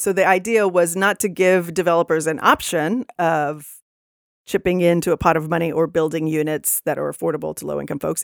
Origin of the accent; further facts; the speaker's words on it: Texas, United States; now in Seattle, United States; I'm from Texas originally.